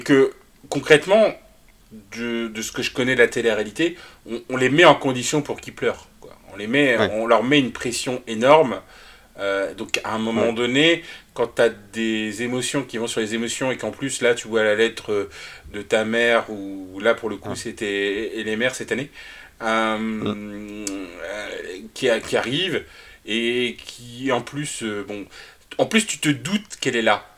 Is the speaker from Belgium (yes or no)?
no; Nantes, Pays de la Loire, France; je suis nantais